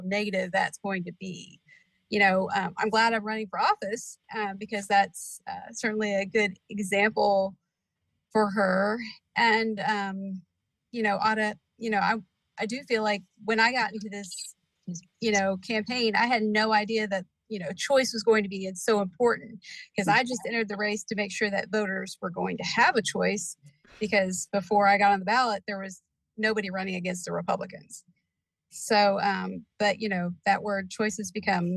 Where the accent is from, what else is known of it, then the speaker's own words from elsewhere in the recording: Indiana, United States; also born or lived in Brownsburg, Indiana / Floyds Knobs, Indiana; now in Corydon, United States; I was born in Indianapolis, and so I'm Hoosier through and through. Gradually, my family, you know, migrated to Brownsburg, and then we moved down here to Floyd's Knobs